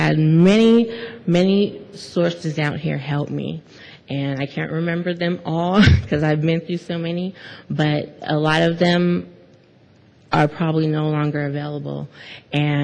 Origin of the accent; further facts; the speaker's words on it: Monterey County, California, United States; moved away; I'm from Monterey County